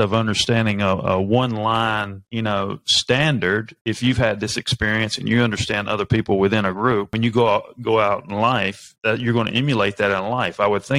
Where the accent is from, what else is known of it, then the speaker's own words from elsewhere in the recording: North Carolina, United States; born there; because I was born in North Carolina, and my dad was from New Jersey.